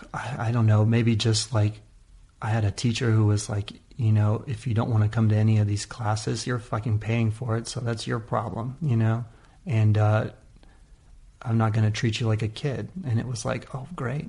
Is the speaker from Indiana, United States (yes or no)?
no; California, United States; also born or lived in Oakland; California in general, uh, and in that area particularly, is just the amount of diversity. We're just lucky to have it as a kid